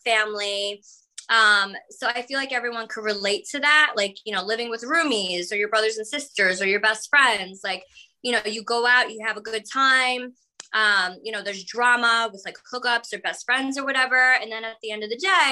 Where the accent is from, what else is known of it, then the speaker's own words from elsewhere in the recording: East Coast, United States; we're all from the East Coast. We never been to California before